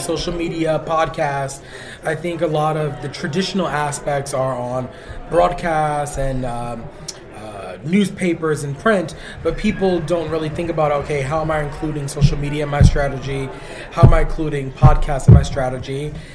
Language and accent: English; New York City, New York, United States; I'm Puerto Rican. I grew up in the Bronx